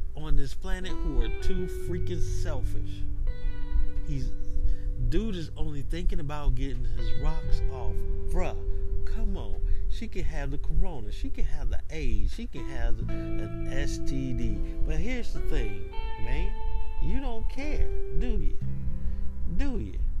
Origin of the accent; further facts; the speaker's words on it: Atlanta, Georgia, United States; When I was growing up in Atlanta, you know, um, the neighborhood that I lived